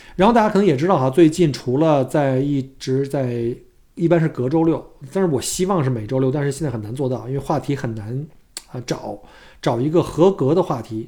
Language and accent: Chinese; China; moved away as an adult; now in Melbourne, Australia; 我们是中国人